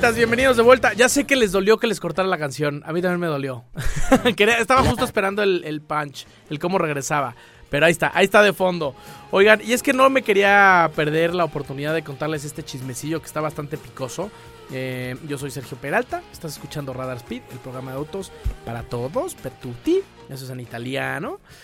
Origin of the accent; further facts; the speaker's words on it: Mexico; todos como mexicanos